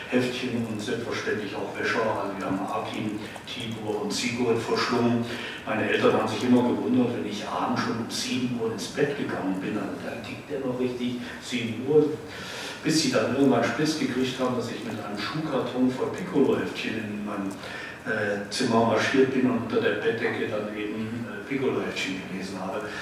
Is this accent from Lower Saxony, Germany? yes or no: no; Frankenberg, Hesse, Germany; ich bin in Nordhessen in Frankenberg aufgewachsen